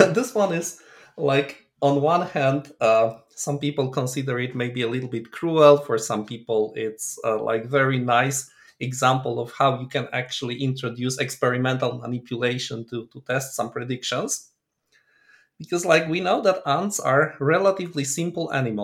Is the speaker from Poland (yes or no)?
yes; Poland; moved away as an adult; also born or lived in Tübingen, Germany; now in Loughborough, United Kingdom; Originally, I come from Poland, where I did my PhD in beautiful old city of Krakow.